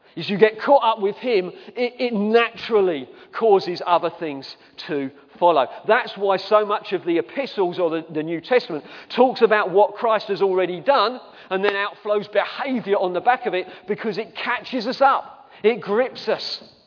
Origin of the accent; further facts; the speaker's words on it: England, United Kingdom; we're English.